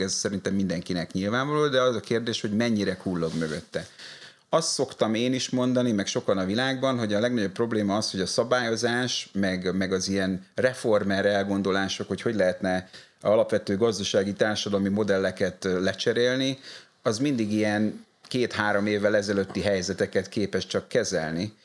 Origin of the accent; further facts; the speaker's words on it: Hungary; moved away as an adult; also born or lived in France / Brussels; Magyarországon születtem